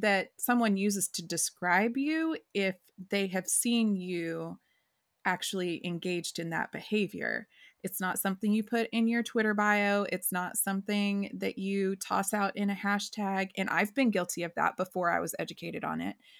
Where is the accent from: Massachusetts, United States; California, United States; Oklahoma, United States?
Oklahoma, United States; rural; I grew up in Oklahoma, and I grew up in rural Oklahoma